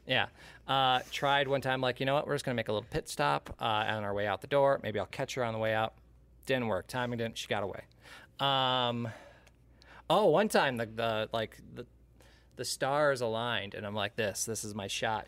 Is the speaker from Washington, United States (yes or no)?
no; the Thumb of Michigan, United States; also born or lived in Bay City, Michigan; I grew up in the thumb of Michigan. I moved to Bay City many, many moons ago and have been there ever since